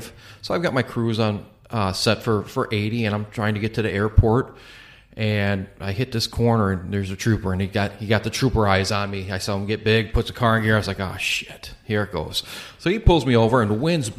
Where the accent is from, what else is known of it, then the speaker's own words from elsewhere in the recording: Chicago, Illinois, United States; we're from the Chicagoland area